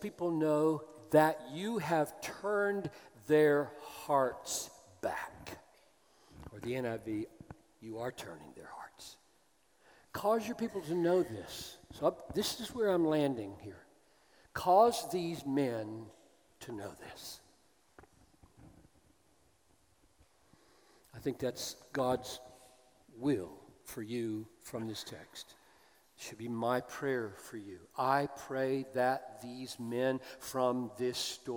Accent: the South, United States; as an American who grew up in the South

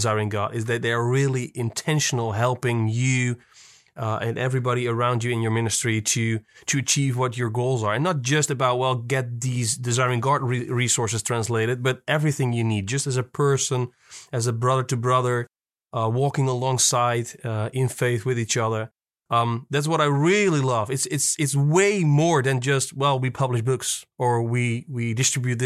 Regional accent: Netherlands; I'm from Holland.

